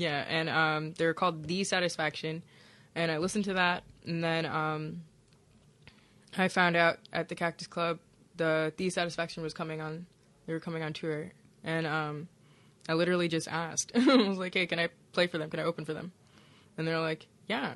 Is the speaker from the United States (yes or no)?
yes; Milwaukee, Wisconsin, United States; moved away; also born or lived in Hammond, Indiana; I magically appeared in Milwaukee, Wisconsin, and I entered the foster care system